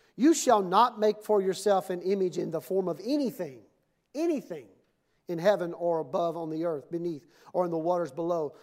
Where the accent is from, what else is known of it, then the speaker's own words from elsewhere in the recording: Mississippi, United States; when I was growing up in Mississippi